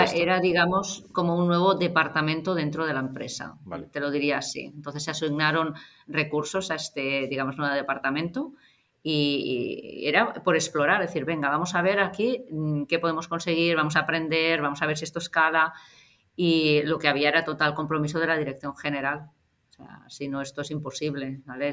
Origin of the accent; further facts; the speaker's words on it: Barcelona, Catalonia, Spain; eso soy de Gracia